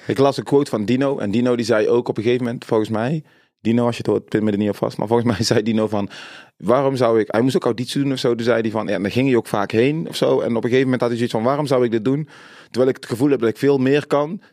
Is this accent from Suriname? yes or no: yes; Suriname; ik als Surinaamse jongen, natuurlijk heb ik veel racisme meegemaakt